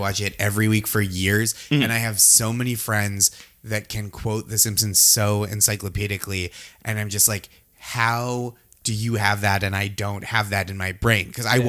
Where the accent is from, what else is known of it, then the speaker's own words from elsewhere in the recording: Boston suburbs, Massachusetts, United States; moved away as an adult; now in New York, United States; I grew up in the Boston suburbs and then I went to college in a different Boston suburb with people from all over. But like, obviously there were still other people from Massachusetts and I was still within Massachusetts.